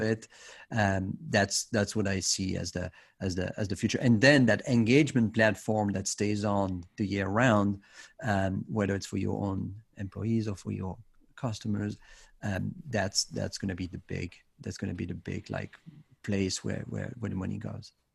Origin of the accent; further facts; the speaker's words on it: Switzerland; in my home country in Switzerland